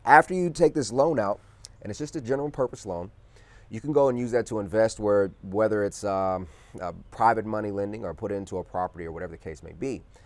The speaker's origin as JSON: {"language": "English", "region": "Texas", "country": "United States", "moved": "yes", "said": "I'm from Texas originally"}